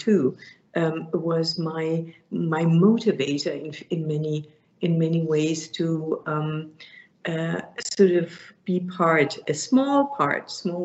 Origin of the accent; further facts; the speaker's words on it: Germany; moved away as an adult; now in Canada; I was born in 58 and I grew up in the Rhineland